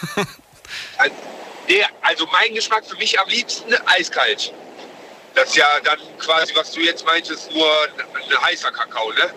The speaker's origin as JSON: {"language": "German", "town": "Duisburg", "region": "North Rhine-Westphalia", "country": "Germany", "moved": "as an adult", "lives_now": "Heiligenhaus, Germany"}